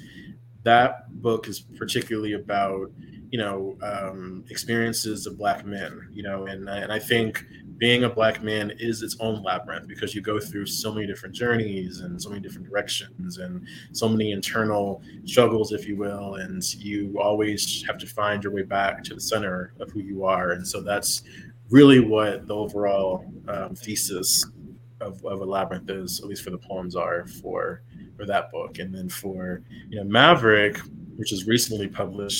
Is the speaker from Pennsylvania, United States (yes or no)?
no; San Antonio, Texas, United States; my hometown of San Antonio